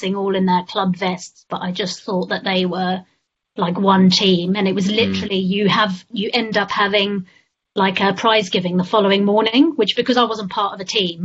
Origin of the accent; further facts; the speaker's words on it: South Africa; moved away; also born or lived in London; I was born in South Africa